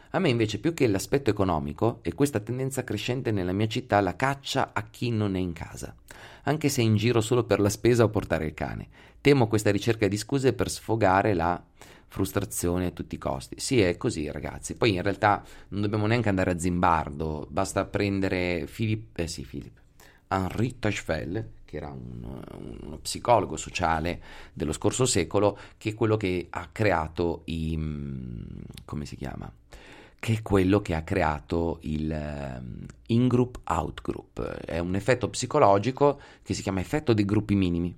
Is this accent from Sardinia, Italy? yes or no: no; Pesaro, Marche, Italy; now in Veneto, Italy; sono di Pesaro